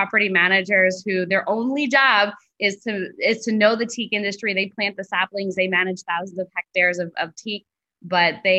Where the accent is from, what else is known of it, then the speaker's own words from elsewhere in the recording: New York, United States; moved away as an adult; also born or lived in Nicaragua; now in Belize; I grew up in New York